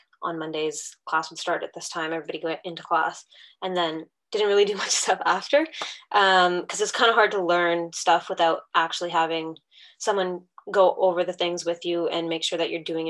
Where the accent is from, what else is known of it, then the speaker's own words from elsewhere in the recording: Canada; moved away as an adult; now in New Zealand; I am currently residing in New Zealand and studying chiropractic here, but I'm originally born and raised in Canada.